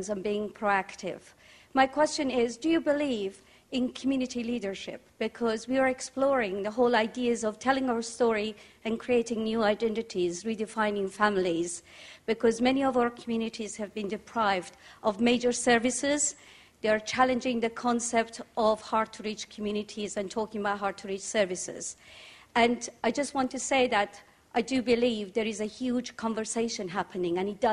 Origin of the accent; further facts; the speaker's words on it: Iran; now in London, United Kingdom; I live in Tottenham in London. And for the past 10, 12 years, I've been working with many mothers of our community. I come from Iran